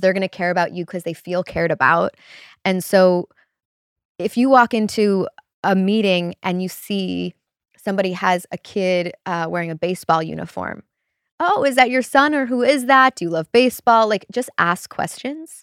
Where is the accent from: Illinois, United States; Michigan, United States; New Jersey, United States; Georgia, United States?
Illinois, United States; Chicago; moved away as an adult; also born or lived in Wisconsin / Los Angeles; I grew up in Chicago